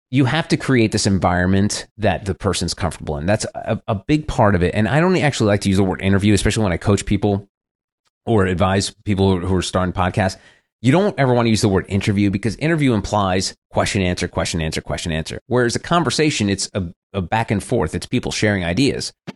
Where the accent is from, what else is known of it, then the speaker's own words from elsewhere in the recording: New Jersey suburbs, United States; I was a kid growing up in the Jersey suburbs